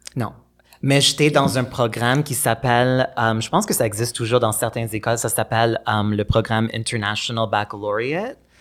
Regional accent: Montreal, Quebec, Canada; À Pierrefonds. Euh, c'est un banlieue de Montréal euh, assez anglophone

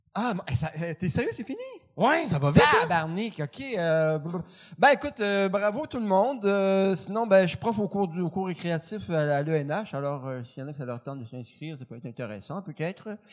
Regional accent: Trois-Pistoles, Quebec, Canada; moved away; je viens de Trois Pistoles

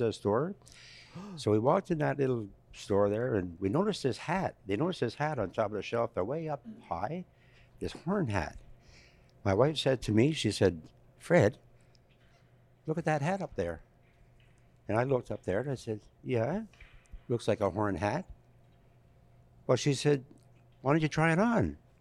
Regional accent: Sherbrooke, Quebec, Canada; I uh, went to Sherbrooke, Quebec, where where I was born, born and raised, born and raised in Sherbrooke, Quebec.

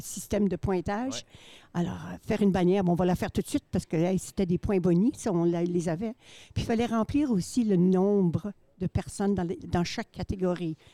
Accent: Saint-Claude, Manitoba, Canada; je viens de Saint-Claude, originaire

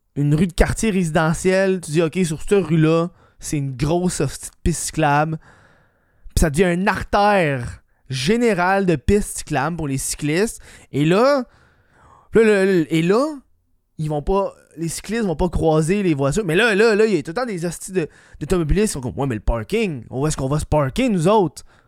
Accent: Laval, Quebec, Canada; j'ai grandi à Laval

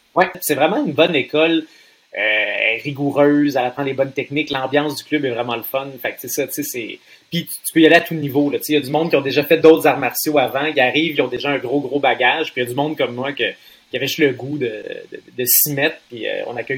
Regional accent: Trois-Rivières, Quebec, Canada; j'étais un petit gars de Trois-Rivières

